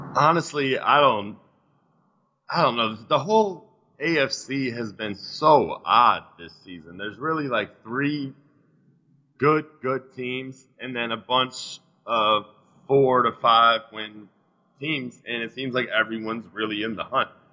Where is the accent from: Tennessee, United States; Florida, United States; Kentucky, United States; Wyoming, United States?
Florida, United States; South; I grew up in South Florida